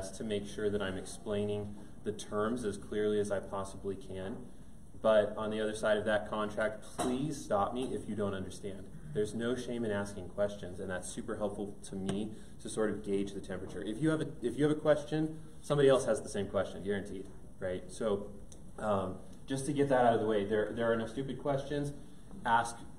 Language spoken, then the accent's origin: English; Thornton, Colorado, United States; I grew up in Denver, up in Thornton, so not too far away, born and raised